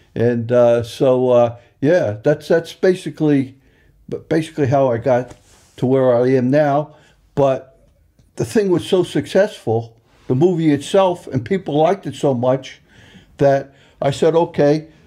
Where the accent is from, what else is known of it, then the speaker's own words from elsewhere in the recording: Long Island, New York, United States; moved away as an adult; also born or lived in Ireland; now in Isle of Man; I'm from Long Island, New York. You probably could still tell by the accent